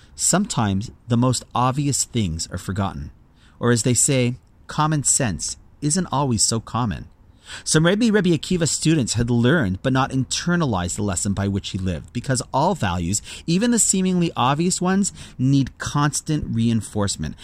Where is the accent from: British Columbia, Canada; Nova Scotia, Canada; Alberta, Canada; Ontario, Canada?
Ontario, Canada; Toronto; my hometown of Toronto